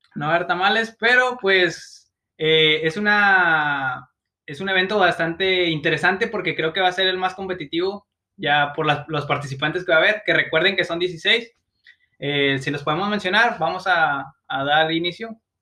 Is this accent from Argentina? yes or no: no; Mexico; soy mexicano